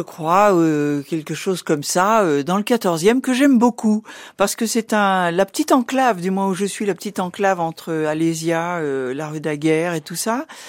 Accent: Rouen, Normandy, France; now in Paris, France; Je suis née à Rouen

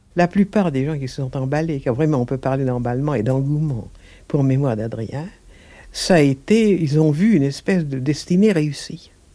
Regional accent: Mont Noir, Hauts-de-France, France; mon enfance au Mont Noir

